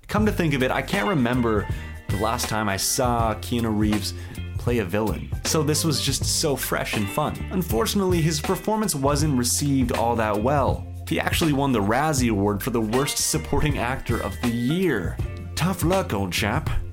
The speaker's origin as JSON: {"language": "English", "town": "Stratford", "region": "Ontario", "country": "Canada", "said": "I'm from the Shakespeare capital of Canada."}